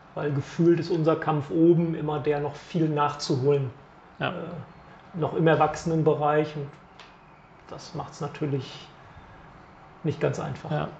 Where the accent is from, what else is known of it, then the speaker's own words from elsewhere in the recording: Bremen, Germany; als Bremer